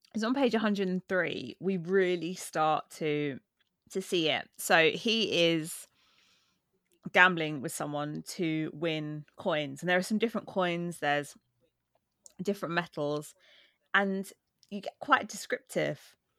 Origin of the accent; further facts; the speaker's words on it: United Kingdom; I am British